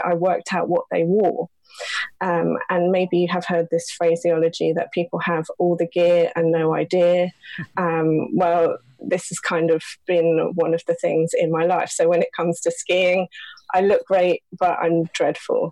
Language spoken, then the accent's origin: English; London, United Kingdom; also born or lived in Belper, Derbyshire; we moved to London when I was seven